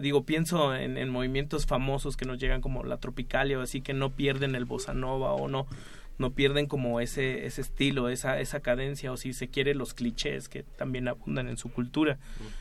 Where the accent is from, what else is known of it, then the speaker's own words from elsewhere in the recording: Mexico; como decimos acá en México, le campechanean, mezclan.